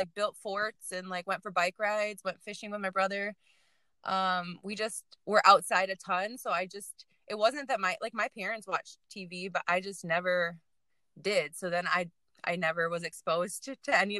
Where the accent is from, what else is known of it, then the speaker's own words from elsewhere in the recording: Paris, Michigan, United States; I'm from Paris, Michigan. It's where I grew up